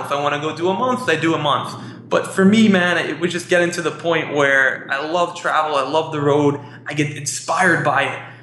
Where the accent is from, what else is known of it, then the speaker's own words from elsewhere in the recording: New York City, New York, United States; I'm from Queens, and I love New York. I was born here, I was raised here